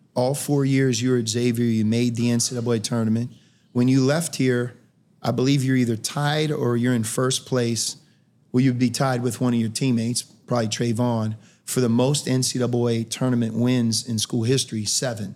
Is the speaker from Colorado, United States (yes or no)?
no; Pittsburgh, Pennsylvania, United States; moved away as an adult; I grew up in Pittsburgh.